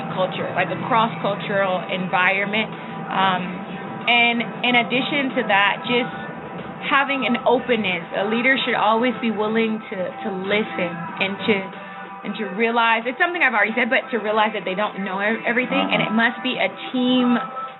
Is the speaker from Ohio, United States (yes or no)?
yes; Cleveland, Ohio, United States; accent: Midwest; moved away as an adult; now in Cuernavaca, Mexico; I am from Cleveland, Ohio, originally born and raised.